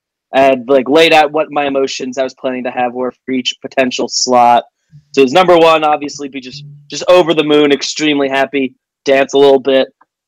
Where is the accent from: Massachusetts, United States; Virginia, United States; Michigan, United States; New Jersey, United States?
New Jersey, United States; Northeast; Northeast New Jersey is the easiest way to describe it. I'm like 10 minutes from the George Washington Bridge outside of Manhattan and stuff.